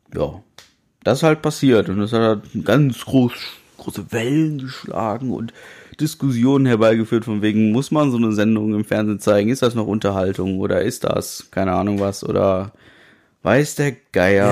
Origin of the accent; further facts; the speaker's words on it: Germany; wo kommst du denn her? Ja, aus Deutschland